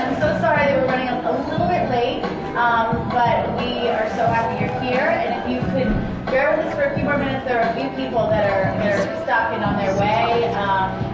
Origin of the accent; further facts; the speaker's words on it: Boston, Massachusetts, United States; I grew up in Boston